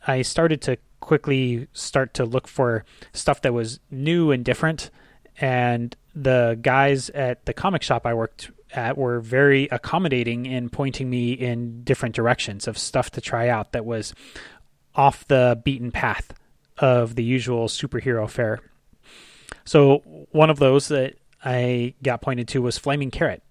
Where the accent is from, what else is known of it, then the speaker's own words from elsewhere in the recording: Ventura, California, United States; a recreation center in my hometown in Ventura